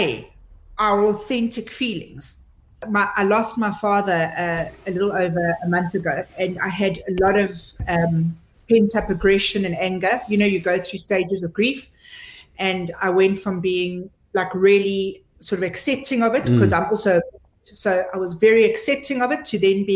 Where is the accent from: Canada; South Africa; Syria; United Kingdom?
South Africa; Pretoria, Gauteng; in Pretoria. You know, you don't get much more South African than that. I mean, listen to the way I talk.